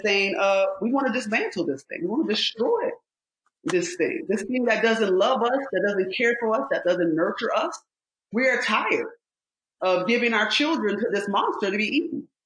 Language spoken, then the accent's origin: English; Rochester, New York, United States; I was born and raised in upstate New York. I'm from Rochester, New York